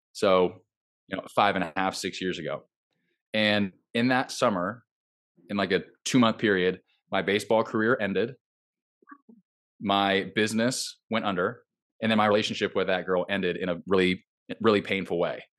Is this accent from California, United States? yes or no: yes; Southern California, United States; moved away as an adult; now in Nashville, United States; I grew up in Southern California, I live in Nashville now